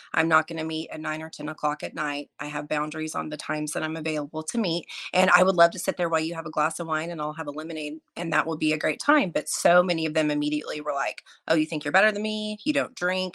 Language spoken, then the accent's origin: English; Oklahoma, United States; moved away as an adult; also born or lived in Montana / Florida; I grew up in Oklahoma. I'm an Oklahoma native, grew up in a really small town